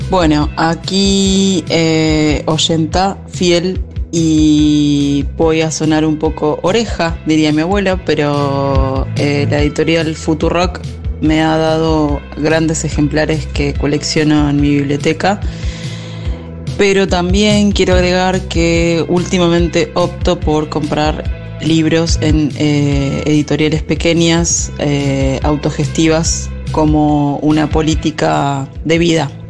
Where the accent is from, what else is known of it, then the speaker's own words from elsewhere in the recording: Córdoba, Argentina; Como cordobesa voy a aportar la que considero la editorial que hace los libros más lindos de la ciudad de Córdoba